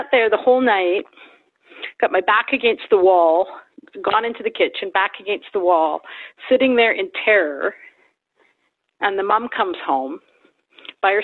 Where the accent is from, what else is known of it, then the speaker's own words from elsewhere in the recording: Vancouver, British Columbia, Canada; I grew up in Vancouver, total city kid.